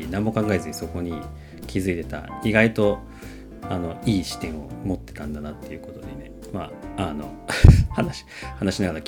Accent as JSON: {"language": "Japanese", "region": "Tokyo", "country": "Japan", "said": "あの出身は普通にあの東京なんですけど"}